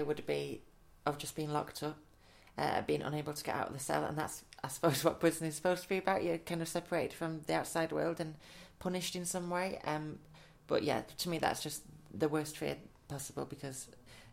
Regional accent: Manchester, North West England, United Kingdom; I'm from Manchester, so I've kind of grown up knowing all about Strange Ways

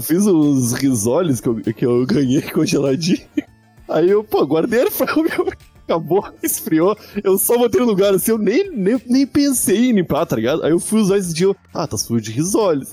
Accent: Rio Grande do Sul, Brazil; now in São Paulo, Brazil; eu sou gaúcho

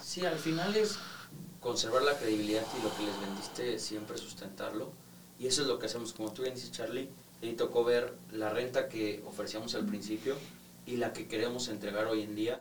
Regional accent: Mexico; a nosotros como mexicanos nos gusta tener y sentir nuestra escritura

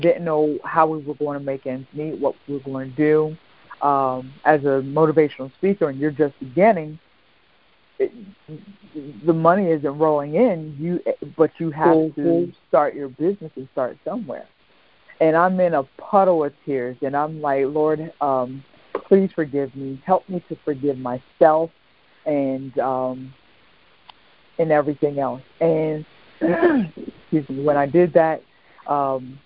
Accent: York, Pennsylvania, United States; now in Southern Maryland, United States; my hometown, York, Pennsylvania

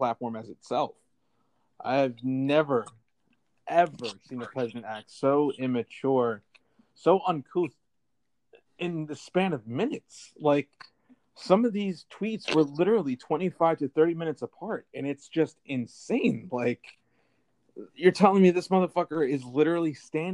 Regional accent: United States; as an American public

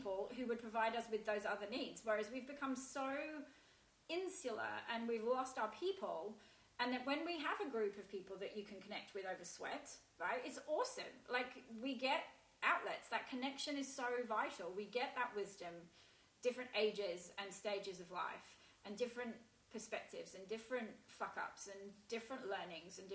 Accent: England, United Kingdom; moved away as an adult; now in Australia; As an English person

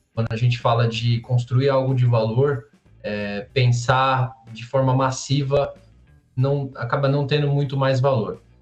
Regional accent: São Paulo, Brazil; Eu sou de São Paulo, é, tenho 29 anos

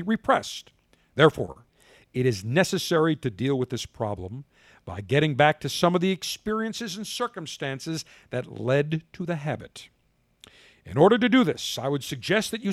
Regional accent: the North, United States; moved away; I'm a Northerner originally

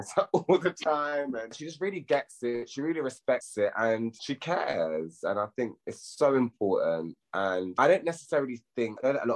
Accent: London, United Kingdom; I grew up in Hornsey. I grew up in North London

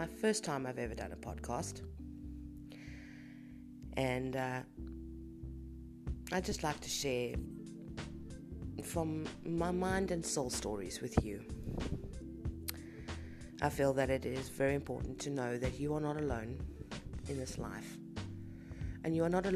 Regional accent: South Africa; I'm a South African

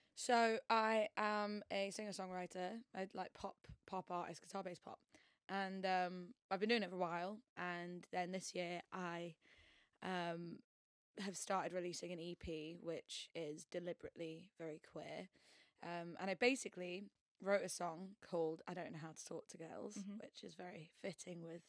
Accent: York, Yorkshire and the Humber, United Kingdom; moved away as an adult; now in London, United Kingdom; I'm originally from York, not the most queer uh, place on earth.

